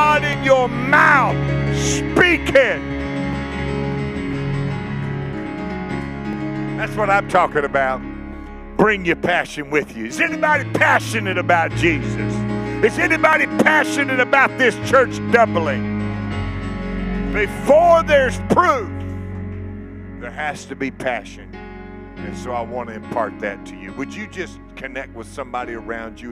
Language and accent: English; Lake Charles, Louisiana, United States; my hometown of Lake Charles, Louisiana